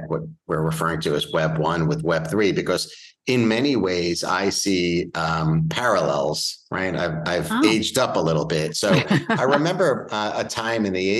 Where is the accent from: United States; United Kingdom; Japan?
United States; Bellmore, New York; also born or lived in Manhattan, New York; I was raised here in New York. I'm from Long Island, specifically a town named Belmore. It's on the South Shore of Long Island.